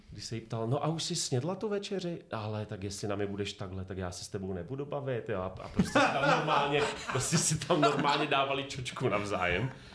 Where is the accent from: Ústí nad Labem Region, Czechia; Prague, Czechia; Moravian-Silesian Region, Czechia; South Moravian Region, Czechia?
Moravian-Silesian Region, Czechia; Ostrava; A my, no, z Ostravy.